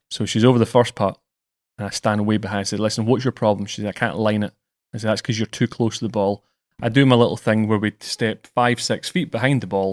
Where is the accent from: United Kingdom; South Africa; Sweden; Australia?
United Kingdom; Scotland; I'm British and Scottish.